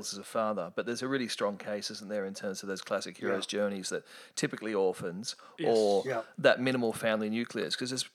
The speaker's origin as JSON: {"language": "English", "town": "Sydney", "region": "New South Wales", "country": "Australia", "tie": "born or raised there", "said": "I grew up in the Northern Beaches. I was born in Manly Hospital on the Northern Beaches"}